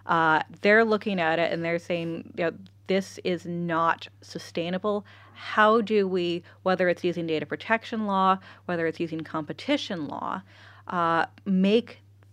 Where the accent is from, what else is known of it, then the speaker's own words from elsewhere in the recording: California, United States; now in Ireland; Again, I grew up in California.